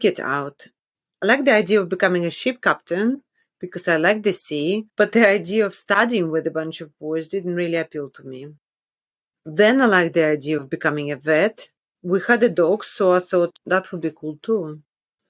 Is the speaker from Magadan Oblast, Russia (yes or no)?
yes; Magadan, Magadan Oblast, Russia; also born or lived in Kola Peninsula, Russia; I was born in the Kola Peninsula, which is a large peninsula in northwest Russia, located almost entirely in the Russian Arctic. So it's a very cold place. And when I was about 1, my parents decided, okay, it was time to move to northeast Russia, to the city of Magadan near the Sea of Okhotsk